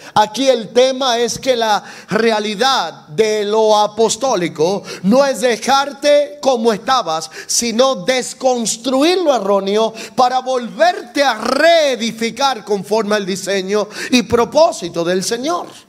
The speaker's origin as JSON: {"language": "Spanish", "country": "Dominican Republic", "said": "soy dominicano"}